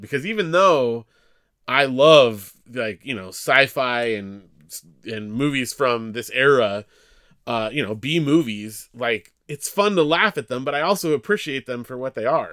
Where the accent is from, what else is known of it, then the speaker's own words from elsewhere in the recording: Big Bear, California, United States; Big Bear, California, small mountain town